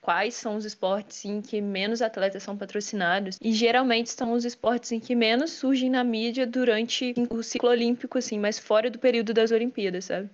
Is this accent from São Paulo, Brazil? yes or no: no; Minas Gerais, Brazil; aqui direto da minha terra, Minas Gerais